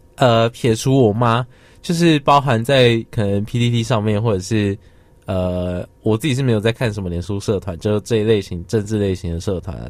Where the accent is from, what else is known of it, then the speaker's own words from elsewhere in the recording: Taiwan; 我们，就是台湾人